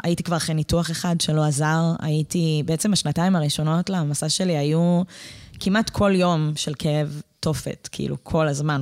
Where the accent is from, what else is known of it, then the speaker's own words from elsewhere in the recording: Pardes Hanna-Karkur, Haifa District, Israel; moved away as an adult; also born or lived in northern Israel; אני גדלתי בקרקור